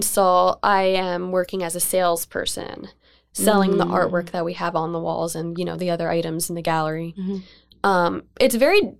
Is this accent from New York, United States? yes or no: no; Bethlehem, Pennsylvania, United States; also born or lived in Philadelphia; I grew up in Bethlehem.